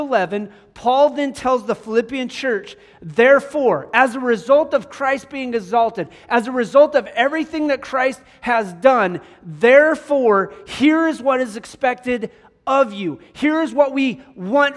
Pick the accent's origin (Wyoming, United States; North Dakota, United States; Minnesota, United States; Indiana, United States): Wyoming, United States; Cheyenne; moved away; Growing up in Cheyenne, Wyoming, we had the C-130s were right there